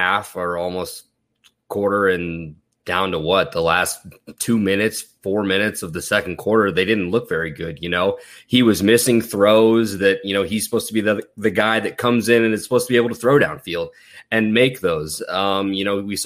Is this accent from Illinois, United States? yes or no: yes; Champaign, Illinois, United States; Champaign, Illinois is where I am from, where the University of Illinois is